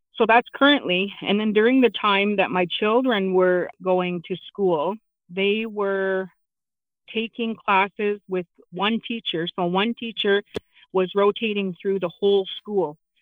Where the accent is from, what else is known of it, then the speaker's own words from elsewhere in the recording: London, Ontario, Canada; also born or lived in Chippewa of the Thames First Nation, Ontario; I am from Chippewa, the Thames, and I I was uh, I grew up in London in the city